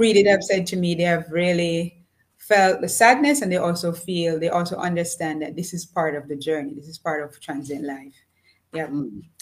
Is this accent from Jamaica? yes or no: yes; Jamaica; moved away as an adult; also born or lived in Japan; I was born in a small village in Jamaica. Um, I grew up with parents who were farmers